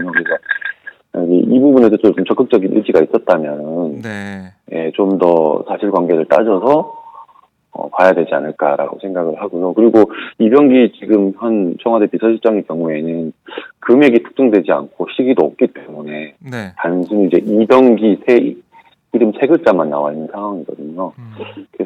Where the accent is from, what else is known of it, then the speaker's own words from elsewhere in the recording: Busan, South Korea; 제가 사실 부산이